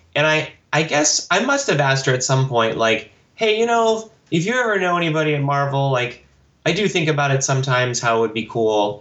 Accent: Texas, United States; I grew up in Texas, so we would go to Big Bob's Cards and Comics

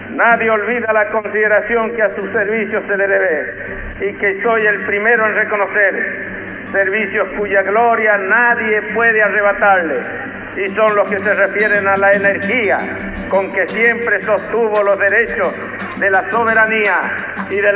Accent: Argentina

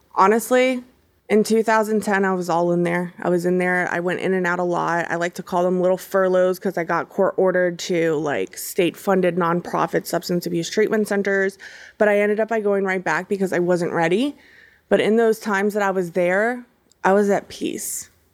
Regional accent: Hollywood, Florida, United States; also born or lived in Miami, Florida / Broward County, Florida; so I am a local here in Florida. You know, I, I was born in Hollywood, Florida, and, um, I was raised by my grandparents since the age of three.

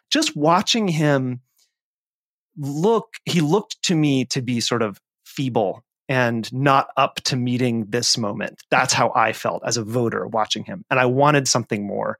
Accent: Nevada, United States; my home state of Nevada

